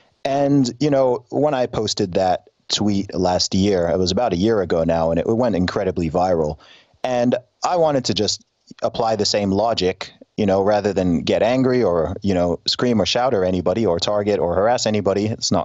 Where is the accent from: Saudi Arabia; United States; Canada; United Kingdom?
Saudi Arabia; People are always surprised when I say that I loved growing up in Saudi Arabia. I mean, I was living in an expat community, so I'm aware that where I lived was very different in many ways from what you would call the real Saudi, right?